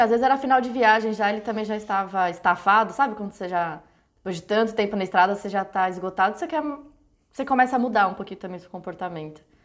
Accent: Brazil; Eu sou branca, só que eu sou brasileira

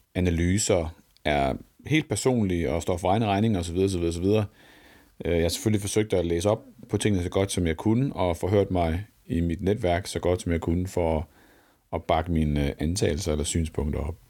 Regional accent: West Jutland, Central Denmark Region, Denmark; born or raised there

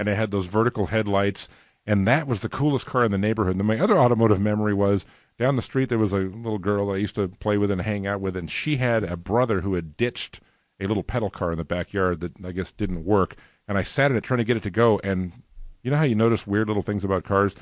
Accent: Los Angeles, California, United States; also born or lived in Burbank / New Jersey; I was actually born and raised, uh, primarily in the San Fernando Valley. I was born in Burbank, but we lived in New Jersey for about two and a half years when I was a real small toddler

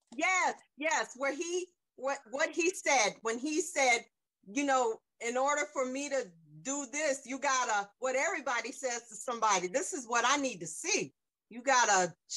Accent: South Carolina, United States; also born or lived in North Jersey / Bucks County, Pennsylvania; now in Holland, Pennsylvania, United States; I'm from South Carolina originally, but I lived in um, North Jersey

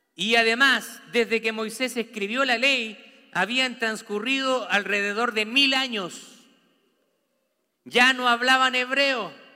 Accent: Santiago, Santiago Metropolitan Region, Chile; now in United States; Yo nací en, en Santiago de Chile. Vivo en una cultura americana

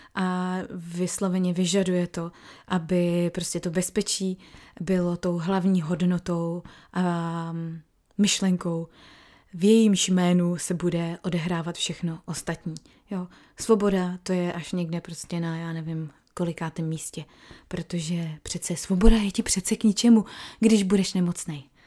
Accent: Czechia; now in New South Wales, Australia; jako jsme my Češi

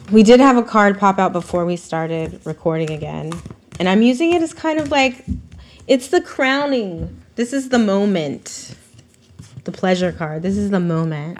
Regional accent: Vacaville, California, United States; I'm from Vacaville, so I know a lot of racist. I grew up around a lot of racist people

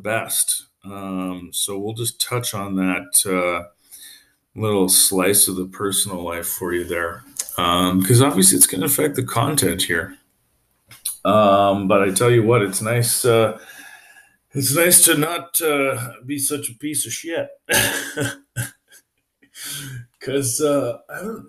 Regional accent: Calgary, Alberta, Canada; moved away as an adult; also born or lived in Victoria, British Columbia; now in Montreal, Canada; I'm from Calgary originally. I left there when I was like 21, lived in Victoria, BC for like 4 years. And then I moved here when I was like 24-ish.

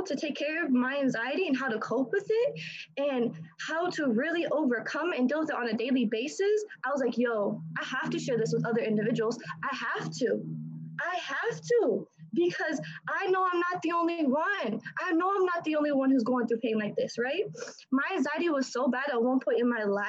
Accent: Indiana, United States; I'm from Indiana, right? I'm 18 years old.

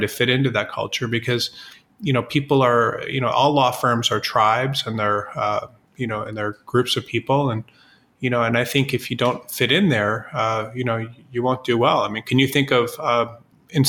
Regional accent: Midwest, United States; moved away as an adult; now in Los Angeles, United States; I was from the Midwest, and it's very, you know, conservative in the Midwest

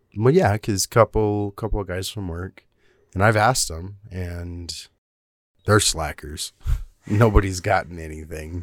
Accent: South Texas, United States; I grew up in South Texas

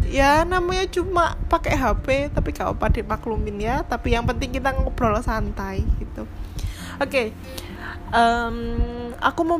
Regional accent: Blitar, East Java, Indonesia; also born or lived in Malang; now in Jakarta, Indonesia; aku besar dan lahir di Blitar gitu sekolahku TK SD SMP di Blitar gitu nah dan sekarang orang tua aku juga masih di sana

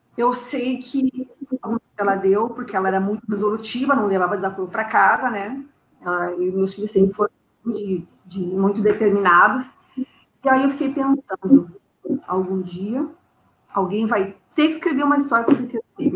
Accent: Porto Alegre, Rio Grande do Sul, Brazil; moved away as an adult; now in Rio de Janeiro, Brazil; Eu sou de Porto Alegre, Porto, Alegre. Então. E lá, minha, quase minha vida toda, né? Estou há sete anos no Rio de Janeiro

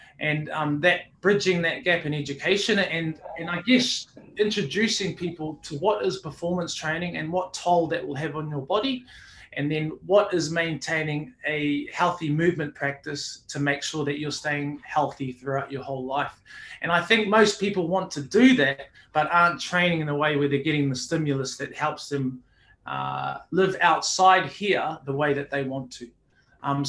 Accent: Auckland, New Zealand; now in Brisbane, Australia; born here in Brisbane, but earlier on, Mum decided that we pack up and start living in New Zealand. I did predominantly a lot of my growing up in Auckland

